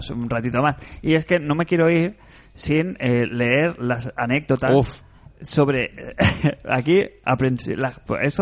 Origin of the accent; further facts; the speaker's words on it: Monterrey, Nuevo León, Mexico; Soy de Monterrey. Qué buena ciudad. México.